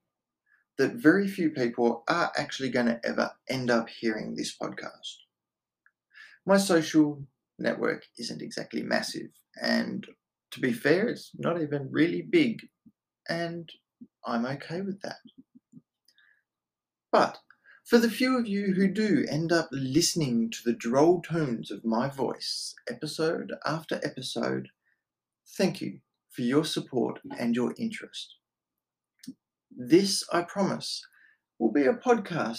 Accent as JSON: {"language": "English", "country": "Australia", "said": "I am Australian"}